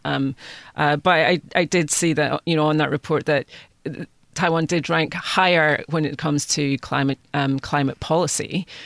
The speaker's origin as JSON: {"language": "English", "country": "United Kingdom", "moved": "yes", "said": "speaking as, as a Brit"}